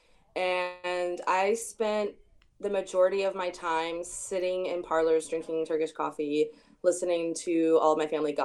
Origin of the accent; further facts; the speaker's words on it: Louisiana, United States; now in Chicago, United States; I grew up in Louisiana in, like, the Deep South